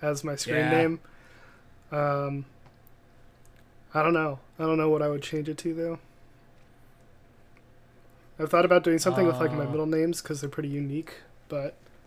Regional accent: Seattle, Washington, United States; I'm Washingtonian for growing up in Seattle

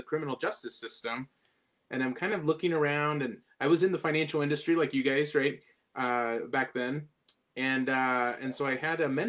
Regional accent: Southern California, United States; originally I'm from Southern California

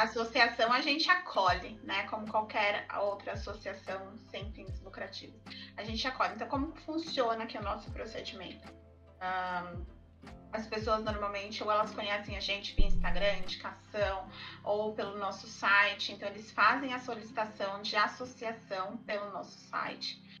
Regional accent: São Paulo, Brazil; eu sou de São Paulo

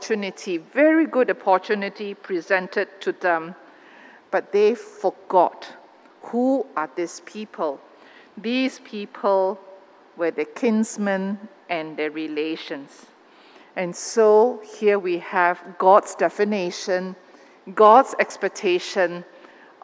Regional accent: Malaysia; Malaysian Christians in this country

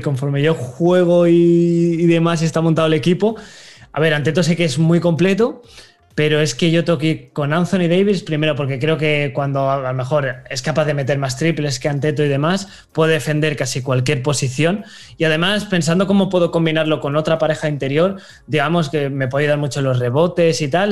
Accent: Valencia, Valencian Community, Spain; yo soy de Valencia

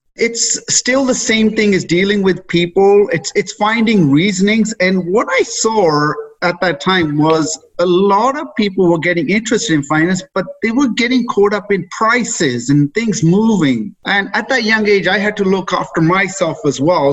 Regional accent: England, United Kingdom; moved away as an adult; now in Canada; I was raised in England, brought up there, did all my schooling there. In my early 20s, decided to leave there to come to Canada.

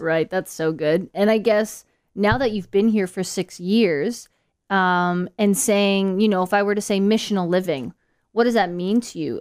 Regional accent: Canada; moved away as an adult; now in Gold Coast, Australia; We are both from Canada. We moved to Gold Coast six years ago

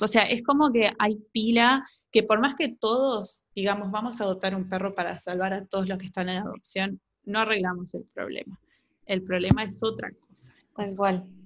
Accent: Uruguay; una perrita que yo tuve toda mi adolescencia acá en Uruguay

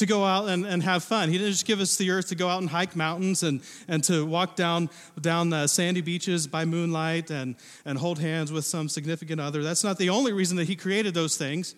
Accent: southern Ohio, United States; moved away as an adult; also born or lived in Indiana; now in Pacific Northwest, United States; grew up in the Midwest. Now, we had some rolling hills in southern Ohio

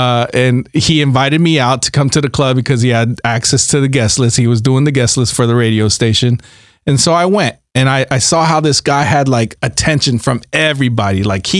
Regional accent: Jacksonville, Florida, United States; moved away as an adult; also born or lived in Orlando, Florida; now in Los Angeles, United States; So I'm from Jacksonville, Florida.

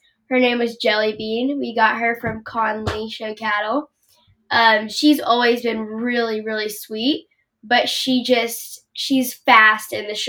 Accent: Tuttle, Oklahoma, United States; I'm 11 years old. I'm from Tuttle, Oklahoma.

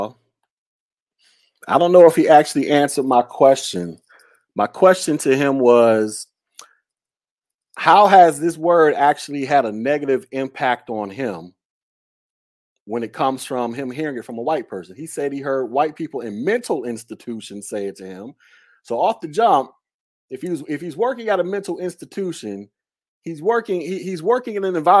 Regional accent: Florida, United States; also born or lived in Alabama; I'm from Florida. I live in Florida, so we both live in the South

